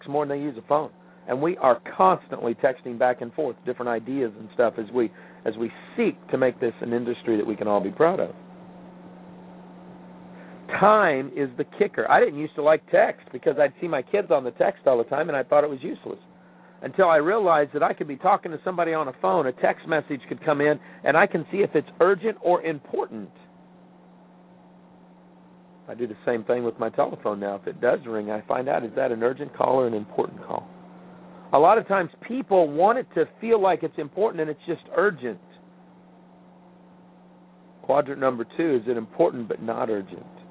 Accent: Midwest, United States; moved away; growing up in the Midwest

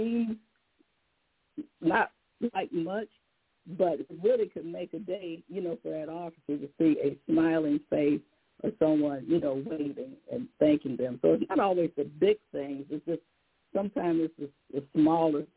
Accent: Detroit, Michigan, United States; my hometown, Detroit

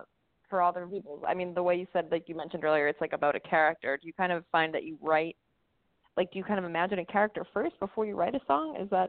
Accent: Pembroke, Massachusetts, United States; born or raised there

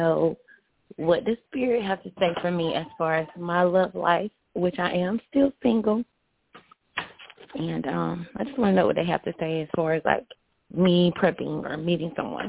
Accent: Alabama, United States; I'm from Alabama.

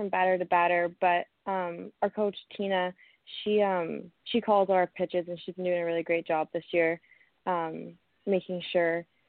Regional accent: Kitchener, Ontario, Canada; moved away as an adult; now in British Columbia, Canada; it's a small world that we're both from Ontario.

